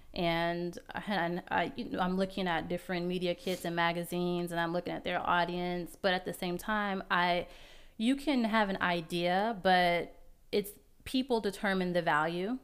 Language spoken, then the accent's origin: English; Las Vegas, Nevada, United States; now in Baltimore-Washington metro area, United States; I'm from Las Vegas